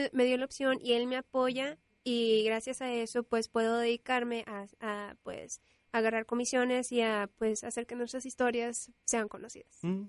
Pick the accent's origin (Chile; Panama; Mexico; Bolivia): Mexico; Monterrey, Nuevo León; soy regiomontana, nací en Monterrey y vivo en Monterrey